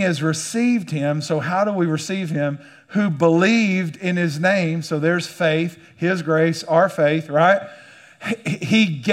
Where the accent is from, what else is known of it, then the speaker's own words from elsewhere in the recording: United States; as an American